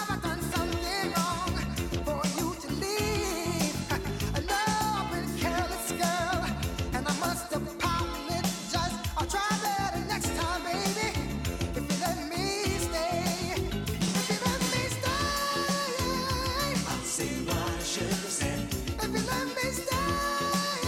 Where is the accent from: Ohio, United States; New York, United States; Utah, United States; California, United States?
Utah, United States; Salt Lake City; I grew up in Salt Lake City.